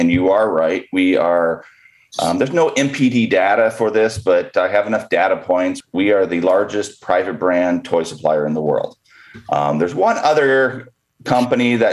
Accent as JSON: {"language": "English", "region": "Southern California", "country": "United States", "tie": "born or raised there", "said": "I was born and raised in Southern California, went to college in BYU"}